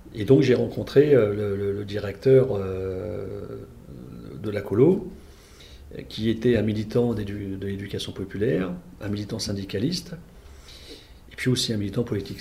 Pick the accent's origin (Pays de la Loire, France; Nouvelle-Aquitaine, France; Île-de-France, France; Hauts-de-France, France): Île-de-France, France; Val-de-Marne; moved away as an adult; now in Stains, France; moi je venais de, du Val-de-Marne